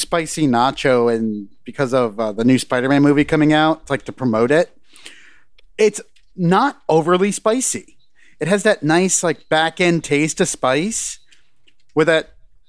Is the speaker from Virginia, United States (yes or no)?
no; Pennsylvania, United States; I'm from Pennsylvania.